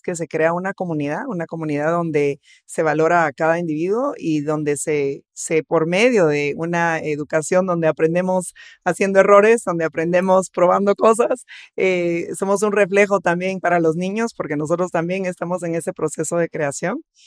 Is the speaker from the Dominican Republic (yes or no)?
no; Guatemala; Somos un país diverso económicamente, socialmente